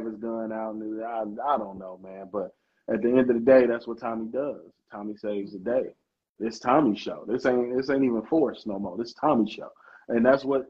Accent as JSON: {"language": "English", "town": "Chicago", "region": "Illinois", "country": "United States", "tie": "born or raised there", "said": "my favorite show in my hometown again, like Hardball"}